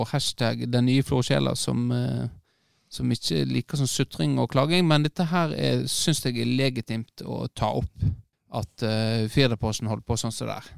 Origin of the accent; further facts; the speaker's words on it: Florø, Vestland, Norway; moved away; also born or lived in England; Nei, jeg er jo krokling, jeg, da. Jeg er født og oppvokst på Krokane.